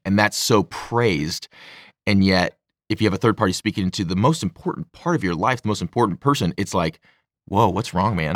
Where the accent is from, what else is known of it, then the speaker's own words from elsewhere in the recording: St. Louis, Missouri, United States; I'm from St. Louis